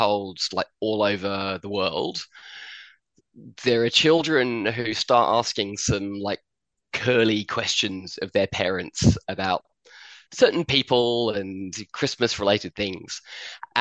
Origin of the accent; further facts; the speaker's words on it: Addlestone, South East England, United Kingdom; moved away as an adult; also born or lived in Chertsey; now in Australia; I was born in St. Peter's Hospital in Chertsey. I grew up in Addlestone.